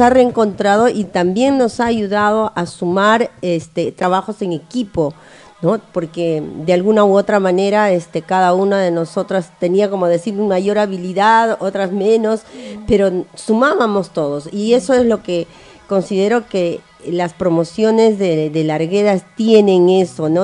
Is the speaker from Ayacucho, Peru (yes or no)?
yes; Ayacucho, Peru; now in Tacna, Peru; Yo en cierta manera sí soy ayacuchana